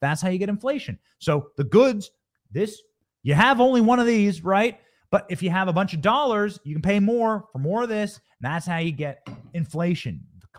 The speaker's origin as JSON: {"language": "English", "town": "Los Angeles", "region": "California", "country": "United States", "tie": "born there", "said": "I was born in Los Angeles. Didn't live there for long, but I was born in Los Angeles."}